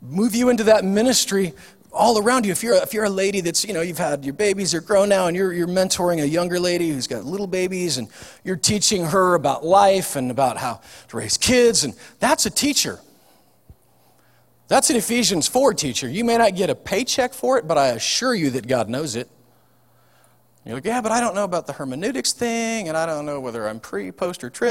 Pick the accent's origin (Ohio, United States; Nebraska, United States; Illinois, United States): Nebraska, United States; I'm from Nebraska